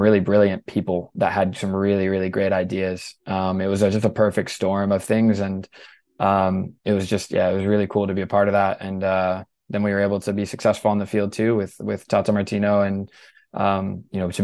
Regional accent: Southeast, United States; moved away as an adult; I grew up in the Southeast

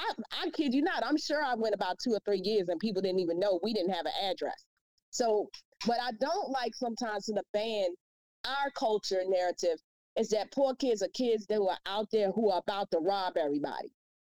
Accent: Washington, District of Columbia, United States; You do know I'm from Southeast DC, right?

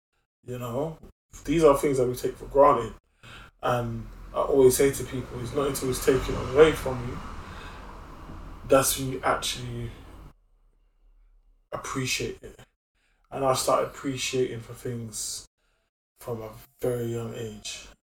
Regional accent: Brixton, London, United Kingdom; Yes, so I was born in Moorland Estate

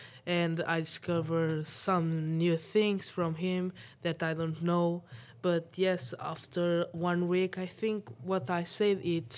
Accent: Portugal; from Portugal. I have 13 years old.

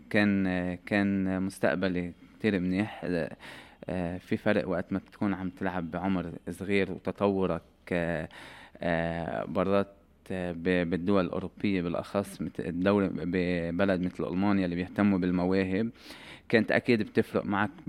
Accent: Lebanon; فاليوم الثاني طبعا الجو كله تغير اللاعبين الاجانب

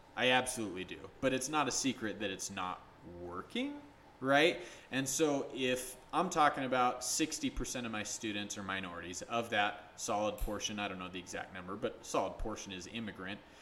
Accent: St. George, Utah, United States; also born or lived in Salt Lake City, Utah; I grew up here in Utah for the most part. Um, grew up in St. George for the majority of it, moved back here for high school

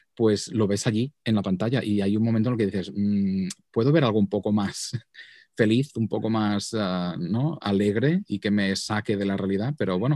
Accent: Vic, Catalonia, Spain; accent: Catalan; moved away as an adult; now in New York, United States; por mi acento sabréis que soy catalán de Barcelona. Ah, de hecho, soy de Vic, que es una localidad muy bonita al norte de Barcelona.

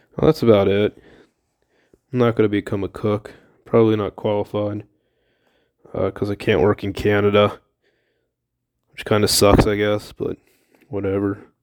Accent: Millersville, United States; From Millersville.

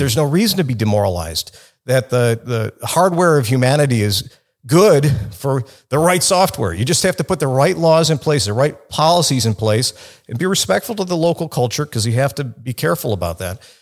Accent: Chicago, Illinois, United States; I grew up in Chicago, in the city

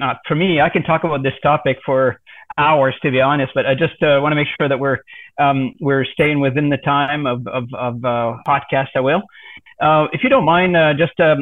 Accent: Canada; I'm from Canada

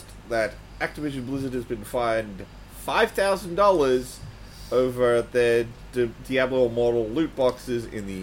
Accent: Australia; as an Australian

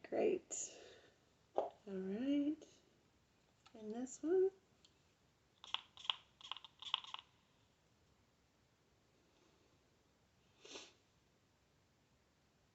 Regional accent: United States; accent: country

